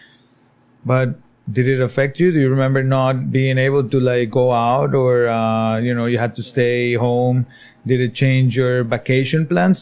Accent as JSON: {"language": "English", "region": "San José", "country": "Costa Rica", "moved": "yes", "lives_now": "Nosara, Costa Rica", "said": "I'm originally from San Jose"}